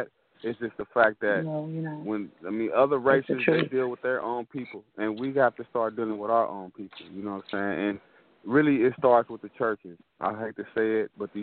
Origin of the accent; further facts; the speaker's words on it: Los Angeles, California, United States; growing up in Los Angeles